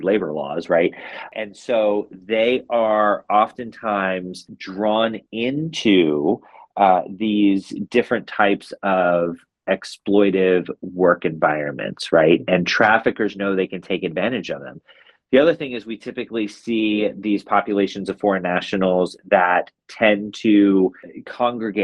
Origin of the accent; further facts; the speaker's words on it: United States; as American citizens living in America